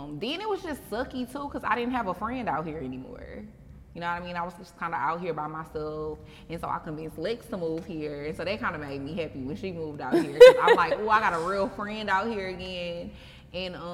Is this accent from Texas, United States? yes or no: yes; Houston, Texas, United States; I'm from Houston.